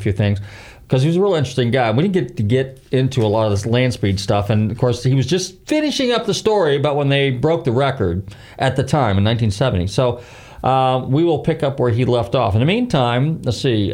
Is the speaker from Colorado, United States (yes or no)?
no; California, United States; now in Clearwater, United States; California, eh, my home state